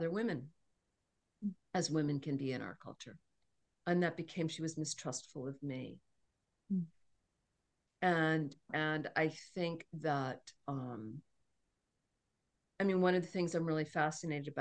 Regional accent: Cambridge, Massachusetts, United States; I was born in Cambridge, Massachusetts, in Mount Auburn Hospital.

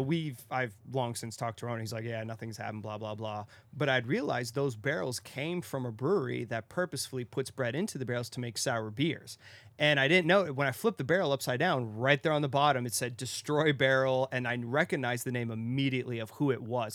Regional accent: Arizona, United States; I'm from Arizona

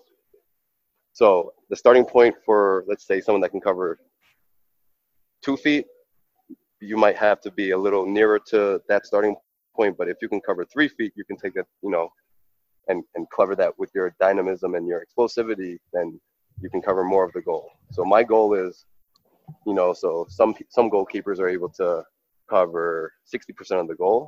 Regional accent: New York, United States; I was born and raised in New York, but I grew up like a Haitian

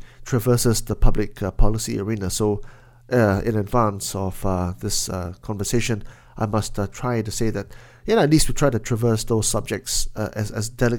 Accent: Penang, Malaysia; my hometown of Penang

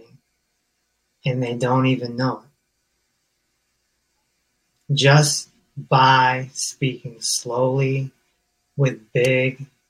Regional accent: Hartford, Connecticut, United States; I'm from Hartford, Connecticut.

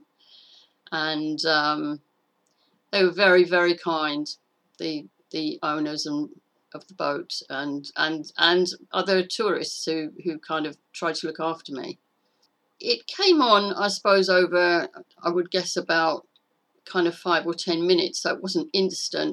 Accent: Clacton-on-Sea, East of England, United Kingdom; now in Sussex, United Kingdom; I was brought up in Clacton-on-Sea in Essex

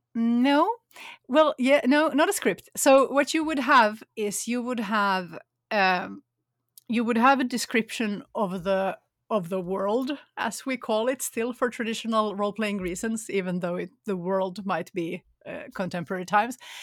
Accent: Finland; moved away; also born or lived in Sweden; I grew up in Finland

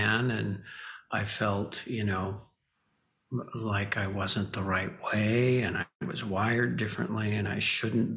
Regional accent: Hawaii, United States; I grew up in Hawaii

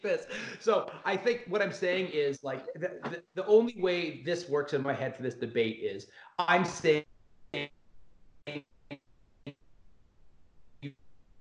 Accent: Canada; I'm Canadian

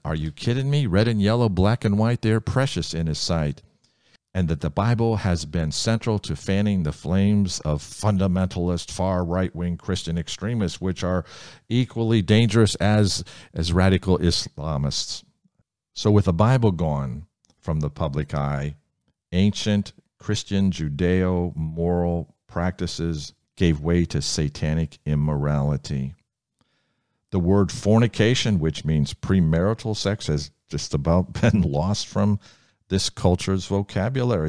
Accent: Ohio, United States; Ohio, my home state

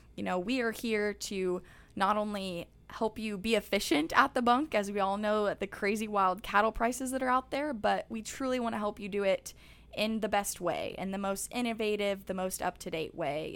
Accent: Kearney, Nebraska, United States; my hometown of Kearney, Nebraska

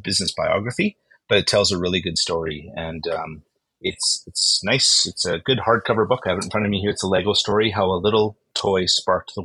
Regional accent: Winnipeg, Manitoba, Canada; moved away; I was born and raised in Winnipeg

